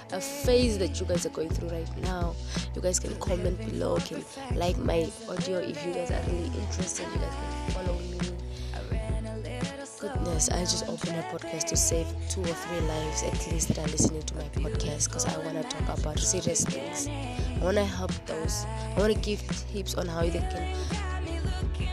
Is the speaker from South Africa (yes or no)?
no; Namibia; they made us grow in Namibia for education purposes